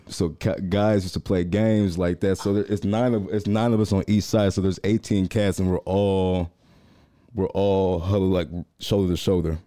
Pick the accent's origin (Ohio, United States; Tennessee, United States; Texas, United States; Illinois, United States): Texas, United States; Waco; I was born here, but I grew up in Waco